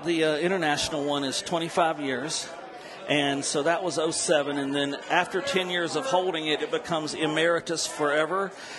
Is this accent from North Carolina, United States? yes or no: yes; North Carolina mountains, United States; moved away; also born or lived in Kentucky / New Orleans; I was sort of born in Kentucky, then raised in North Carolina in the mountains, which is where I learned to run a still, and then down to New Orleans to become a chef.